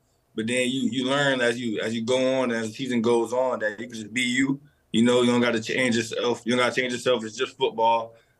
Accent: Fort Lauderdale, Florida, United States; South Florida, Fort Lauderdale.

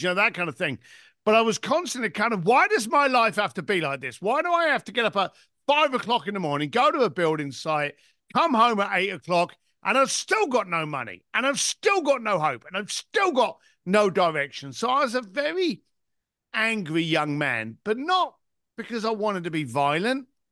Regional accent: London, United Kingdom; I was born in East London, son of a bricklaying family, and basically left school at the age of fifteen

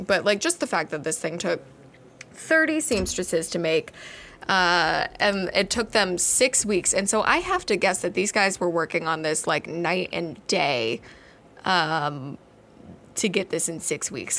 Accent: United States; accent: American; We're Americans.

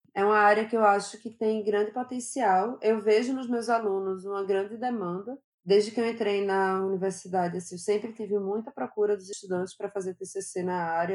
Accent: Recife, Pernambuco, Brazil; Eu sou natural de Recife

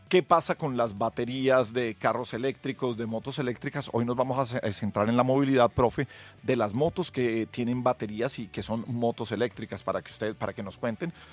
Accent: Colombia; quienes tenemos el mayor peso en la sostenibilidad somos los colombianos común y corrientes.

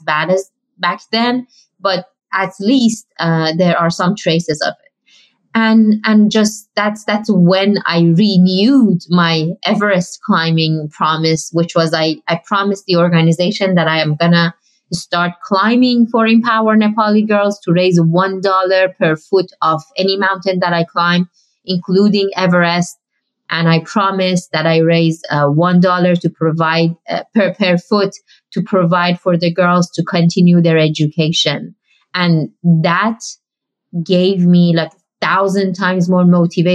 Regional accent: Iran; moved away; I grew up in Iran

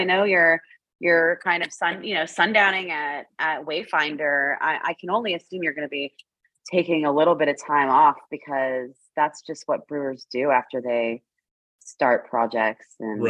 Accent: Canada; I am a Canadian

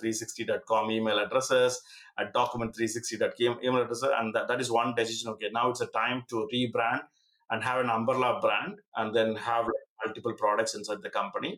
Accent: Coimbatore, Tamil Nadu, India; moved away; also born or lived in United Kingdom; I'm from Coimbatore

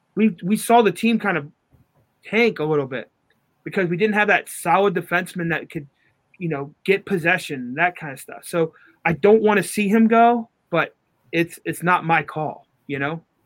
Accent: Newark, Ohio, United States; Newark, you know, my hometown

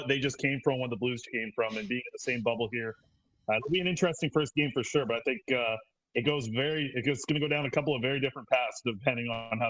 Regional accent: Vancouver Island, British Columbia, Canada; now in Vancouver, Canada; Yeah, I'm from Vancouver Island originally. Moved to Vancouver for school and pursuing this media career about 6 months ago.

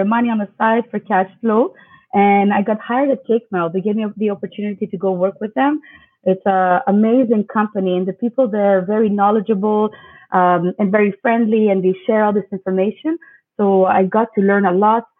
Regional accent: Canada; also born or lived in Montreal; I'm a Greek Canadian and I live in Montreal.

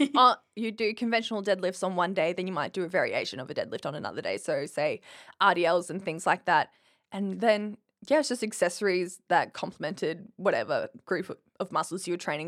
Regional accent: Winton, Queensland, Australia; moved away as an adult; now in Brisbane, Australia; I come from Winton, which is population eight hundred sixteen hours from Brisbane

